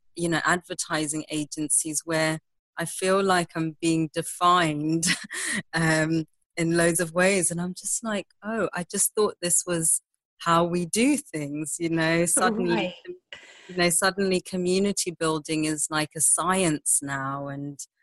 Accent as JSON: {"language": "English", "country": "Zimbabwe", "tie": "born or raised there", "said": "I grew up in Zimbabwe. I was born and raised there"}